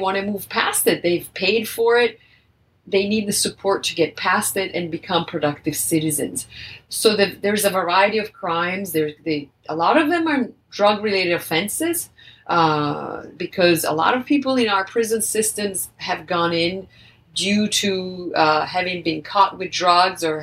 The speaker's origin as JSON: {"language": "English", "country": "Italy", "moved": "yes", "lives_now": "United States", "said": "I'm originally from Italy"}